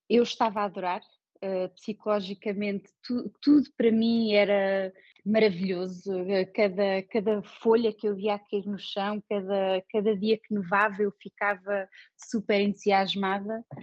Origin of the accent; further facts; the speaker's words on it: Portugal; now in Oslo, Norway; agora também me sinto em casa na Noruega, portanto isto, isto é um bocado uh, de onde é que eu sou. eu sou, eu sou portuguesa, mas eu sou do mundo.